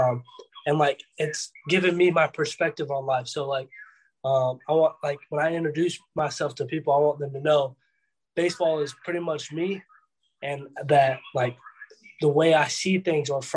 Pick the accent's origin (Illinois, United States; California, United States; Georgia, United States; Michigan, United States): Georgia, United States; Atlanta; I'm from Atlanta, around the Atlanta area.